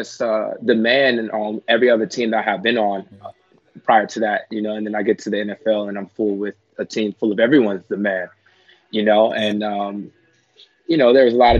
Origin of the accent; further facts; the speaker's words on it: Ontario, California, United States; I'm from Ontario, California. I was raised and grew up in Ontario